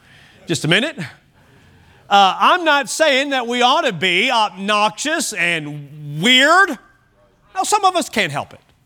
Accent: Kentucky, United States; I grew up in Kentucky, and so it was core curriculum to take ag

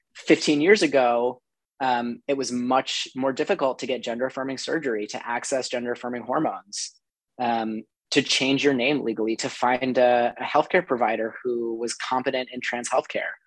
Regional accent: New Mexico, United States; now in Brooklyn, United States; I'm originally from New Mexico. Um, I played ice hockey all growing up.

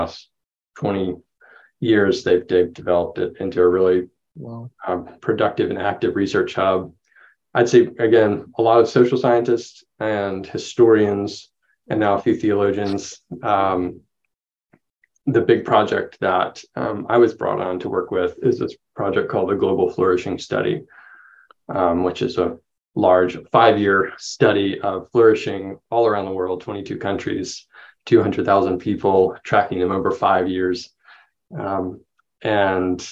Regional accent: the Carolinas, United States; moved away as an adult; also born or lived in Vancouver, Canada / Waco, Texas; So, I grew up in the Carolinas, North and South Carolina

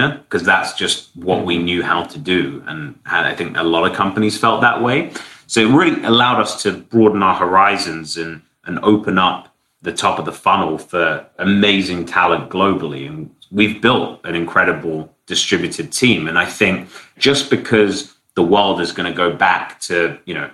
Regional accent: London, United Kingdom; also born or lived in San Francisco; now in Miami, United States; I'm from London, I'm now closer to my family

